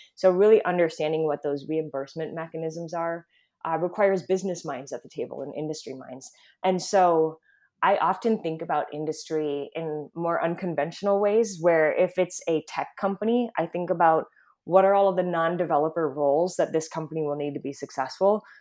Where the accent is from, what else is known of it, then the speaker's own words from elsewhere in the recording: Midwest, United States; also born or lived in Mid-Atlantic; now in California, United States; I'm born and raised in the Midwest